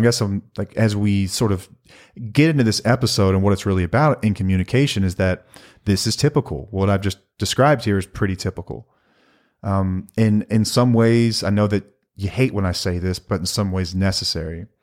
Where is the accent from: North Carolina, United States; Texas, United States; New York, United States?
Texas, United States; North; we're from North Texas and grew up Texas Rangers fans